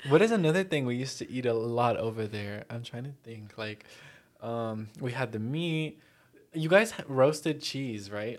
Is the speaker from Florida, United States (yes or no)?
yes; Miami, Florida, United States; also born or lived in New Jersey; I was born in Jersey to Colombian parents. Uh, and then when I was four years old, I moved here to Miami